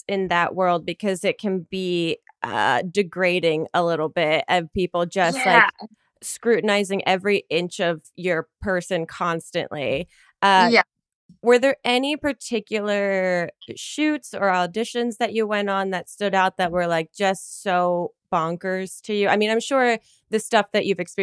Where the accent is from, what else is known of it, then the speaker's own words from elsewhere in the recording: New Jersey, United States; I'm from New Jersey